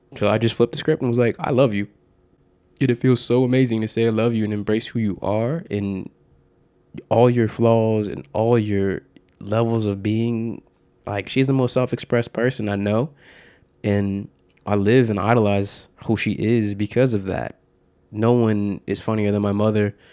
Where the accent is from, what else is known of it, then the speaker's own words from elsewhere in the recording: Norwalk, Connecticut, United States; also born or lived in Bridgeport, Connecticut; I grew up in Norwalk, Connecticut, it's like an hour outside of New York City